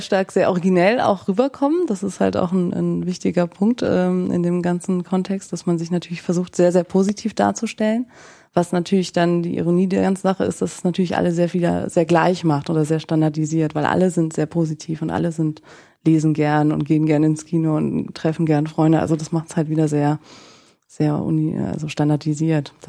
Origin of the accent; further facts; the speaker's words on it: Nienburg, Lower Saxony, Germany; moved away as an adult; also born or lived in northern France; now in Frankfurt, Germany; Ich komme eigentlich aus Niedersachsen, also aus Nienburg an der Weser